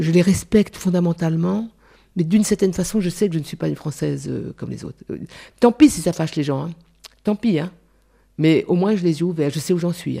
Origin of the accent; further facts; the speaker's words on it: Réunion; moved away; je suis d'abord créole. Après, je suis française